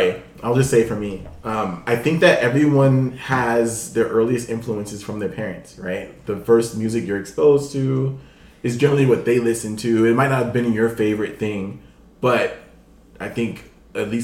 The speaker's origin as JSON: {"language": "English", "town": "Los Angeles", "region": "California", "country": "United States", "tie": "born or raised there", "also_born_or_lived": "Inglewood", "said": "I grew up in Los Angeles"}